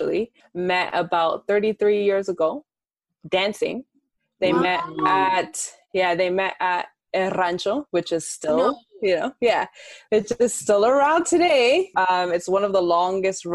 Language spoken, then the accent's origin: English; Toronto, Ontario, Canada; I was born and raised in Toronto, but my dad is from the Dominican Republic and my mom is Colombian.